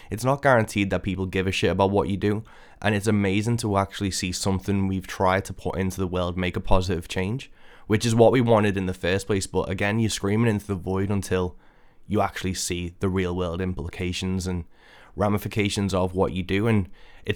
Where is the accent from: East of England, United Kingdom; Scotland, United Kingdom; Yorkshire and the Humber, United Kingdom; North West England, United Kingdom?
North West England, United Kingdom; Birkenhead; in Birkenhead, my hometown